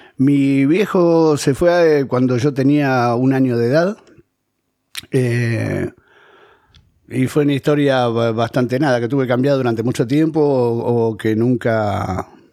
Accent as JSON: {"language": "Spanish", "region": "Buenos Aires", "country": "Argentina", "also_born_or_lived": "Ezeiza / Mar del Plata", "said": "mi primer depto en realidad fue un depto de la boca que heredé de mi vieja, yo vivía con ella"}